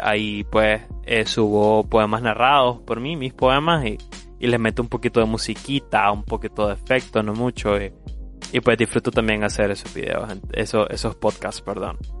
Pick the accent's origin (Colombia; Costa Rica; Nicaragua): Nicaragua; Como nicaragüense